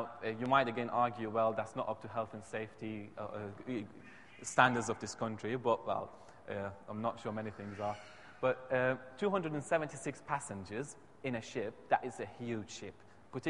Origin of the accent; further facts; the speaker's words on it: Iran; first language Persian; English is a second language; moved away; I'm from Iran, and my mother tongue is Farsi.